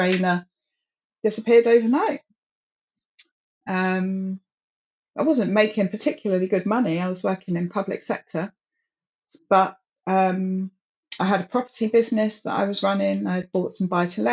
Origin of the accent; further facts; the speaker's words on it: London, United Kingdom; I grew up in London